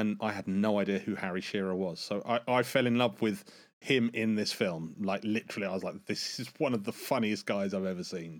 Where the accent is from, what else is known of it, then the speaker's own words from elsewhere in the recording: United Kingdom; as a Brit